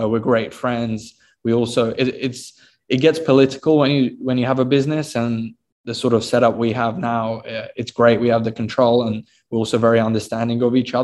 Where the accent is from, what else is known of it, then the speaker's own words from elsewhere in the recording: United Kingdom; I'm actually born in the UK